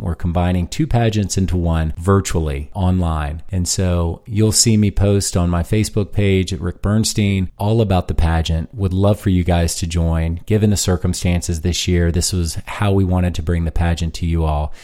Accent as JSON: {"language": "English", "town": "Fredericksburg", "region": "Virginia", "country": "United States", "tie": "born or raised there", "also_born_or_lived": "Washington, D.C. / Harrisonburg, Virginia", "said": "I was born in D C forty-some odd years ago. I grew up in Fredericksburg, Virginia, an hour south of Washington, D C."}